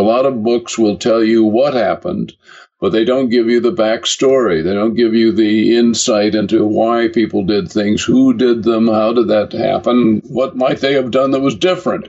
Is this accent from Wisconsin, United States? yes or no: no; Kalamazoo, Michigan, United States; moved away as an adult; also born or lived in Brooklyn, New York; now in England; Kalamazoo, Michigan, which was my hometown